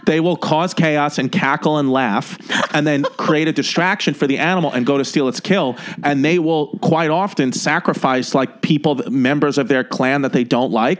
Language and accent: English; New York City, New York, United States; I was born and raised in um, Ridgewood, New York, which is on the Brooklyn Queens borderline